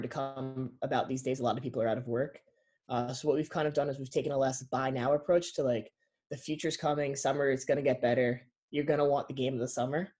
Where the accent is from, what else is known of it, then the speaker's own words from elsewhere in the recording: Connecticut, United States; also born or lived in New York; we grew up in Connecticut, like up in a farm town in Connecticut